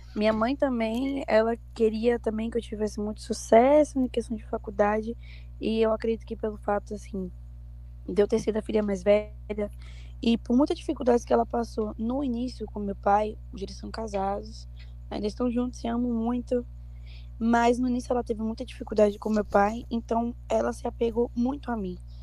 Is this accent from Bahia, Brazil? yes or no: yes; Barreiras, Bahia, Brazil; Eu, eu sou do interior de Barreiras